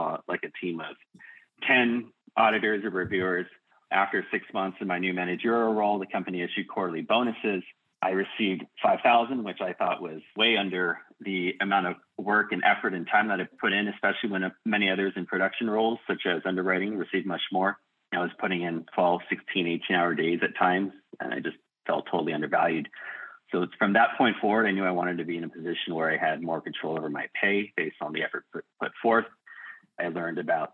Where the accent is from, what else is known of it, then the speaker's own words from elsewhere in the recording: Burlingame, California, United States; my hometown of Burlingame